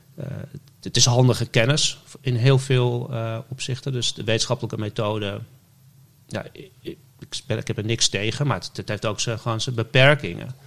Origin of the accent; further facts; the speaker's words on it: West-Friesland, North Holland, Netherlands; moved away; also born or lived in Amsterdam; ik ben in West-Friesland opgegroeid